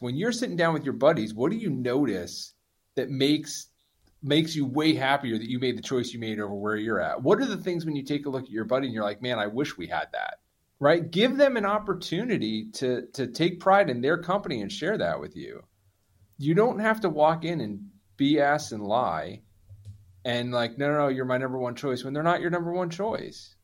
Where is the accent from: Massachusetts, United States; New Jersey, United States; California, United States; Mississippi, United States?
New Jersey, United States; I'm from Jersey